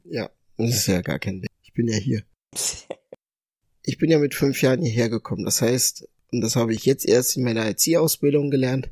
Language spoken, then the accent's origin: German; Berlin, Germany; born or raised there; also born or lived in Accra, Ghana